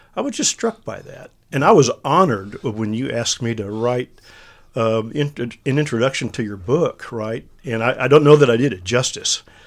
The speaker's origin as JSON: {"language": "English", "area": "Mexia", "region": "Texas", "country": "United States", "tie": "born or raised there", "also_born_or_lived": "Austin, Texas", "said": "I grew up in Mahia, Texas, small town, central Texas"}